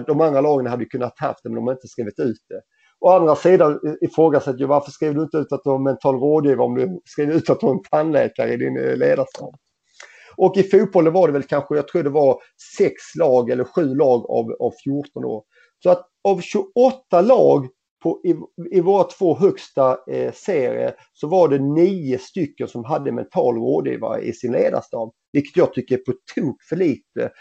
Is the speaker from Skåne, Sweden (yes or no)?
yes; Helsingborg, Skåne, Sweden; moved away as an adult; also born or lived in Gothenburg; i FC Helsingborg i min lilla trygga miljö där jag vuxit upp, eh, eller vuxit upp och i min hemstad